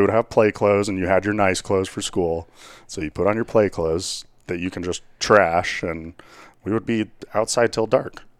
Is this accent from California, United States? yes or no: no; Whitewater, Colorado, United States; I grew up out in Whitewater, Colorado